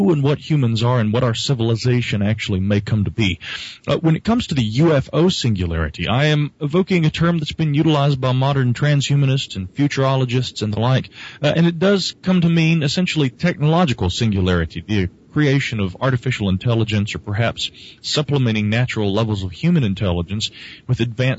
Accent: Asheville, North Carolina, United States

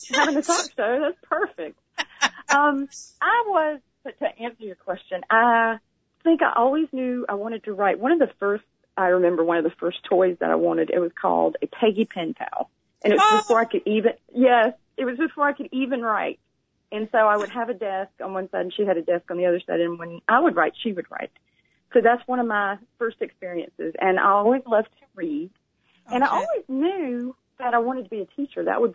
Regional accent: Macon, Georgia, United States; accent: southern drawl; I am from Georgia. I'm from Macon, Georgia

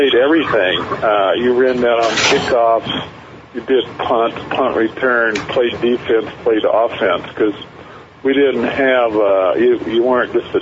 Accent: eastern Oregon, United States; my hometown in eastern Oregon.

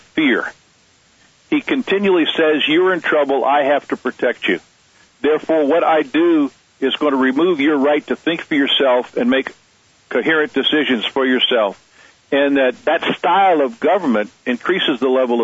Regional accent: United States; being an American here

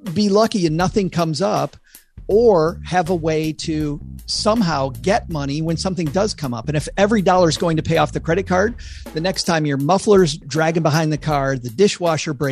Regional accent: West Michigan, United States; I grew up in West Michigan

